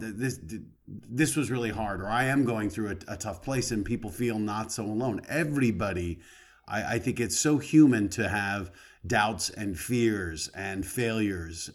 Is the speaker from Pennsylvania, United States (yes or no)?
no; Colorado, United States; moved away as an adult; I grew up in Colorado